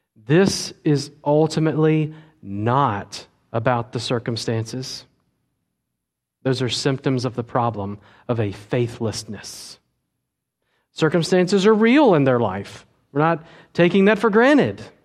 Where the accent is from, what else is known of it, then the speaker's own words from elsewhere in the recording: United States; we as American twenty-first century Christians